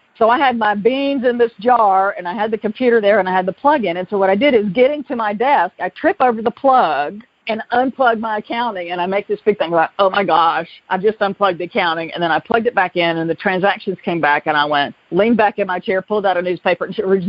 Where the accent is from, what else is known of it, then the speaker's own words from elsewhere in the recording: the South, United States; accent: Southern; when I moved to California, I moved from Atlanta, and I was drinking Franzia in a box, you know, $9.99. And Napa Valley is, you know, the mecca of Cabernet. So I knew that I had this Southern thing that people were clearly going to detect pretty quickly.